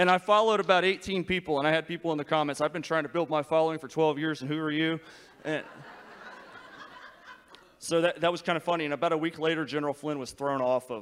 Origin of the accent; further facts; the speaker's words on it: Texas, United States; I am a salesman from Texas.